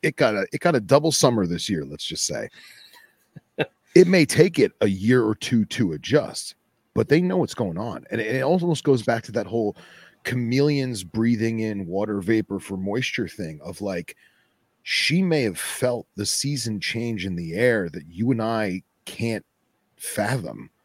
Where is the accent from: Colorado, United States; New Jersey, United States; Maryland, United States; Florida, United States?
Florida, United States; Boca Raton; the one I'm going for is in my hometown area, Boca Raton